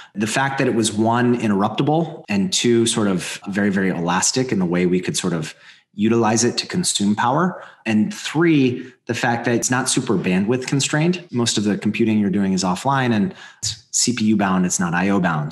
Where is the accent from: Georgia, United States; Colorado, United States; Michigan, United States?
Colorado, United States; I grew up in Colorado.